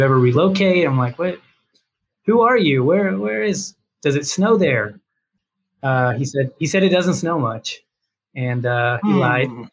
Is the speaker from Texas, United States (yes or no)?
yes; Dallas, Texas, United States; accent: Texas; Born and raised in Dallas suburbs